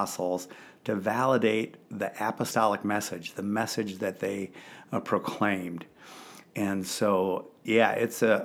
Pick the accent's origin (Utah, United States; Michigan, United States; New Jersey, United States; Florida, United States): Michigan, United States; East Grand Rapids; I grew up in Grand Rapids, Michigan, East Grand Rapids, Michigan